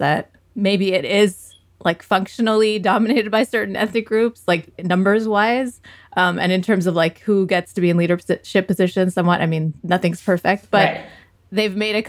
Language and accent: English; United States; I feel uncomfortable when I go to a Pakistani masjid, and I'm Pakistani American.